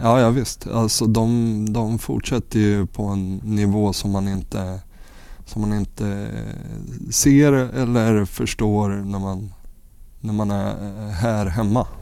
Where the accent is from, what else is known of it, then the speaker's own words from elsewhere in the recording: Örebro, Örebro County, Sweden; also born or lived in Västerås; flyttade hem till Örebro